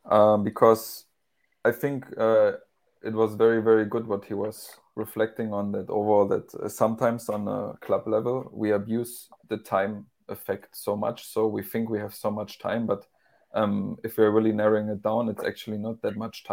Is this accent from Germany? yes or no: yes; Germany; English is a second language; And even though I'm from Germany and even though this is my hometown, it's still a new environment for me, a new culture.